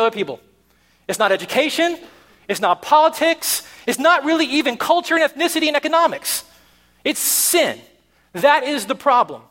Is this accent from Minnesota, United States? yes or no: no; Tennessee, United States; moved away; I'm from Tennessee